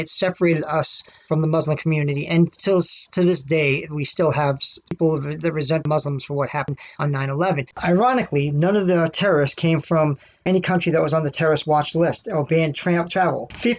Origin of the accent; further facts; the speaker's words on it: United States; as an American